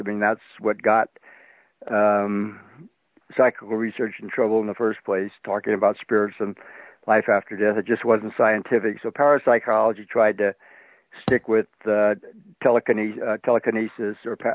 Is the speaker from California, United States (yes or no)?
yes; San Francisco area, California, United States; I'm from the San Francisco area, and I went to San Jose State